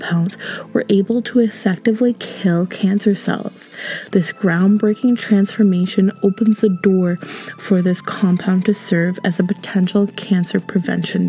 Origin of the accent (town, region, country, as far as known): Ontario, Canada; born or raised there